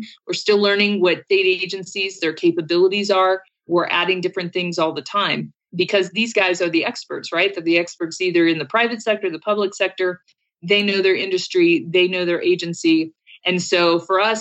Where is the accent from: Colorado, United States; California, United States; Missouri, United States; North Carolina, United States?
Colorado, United States; I'm from Colorado.